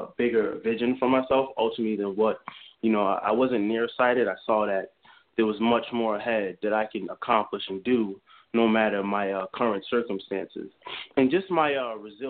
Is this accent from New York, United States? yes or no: yes; New York City, New York, United States; I grew up in the South Bronx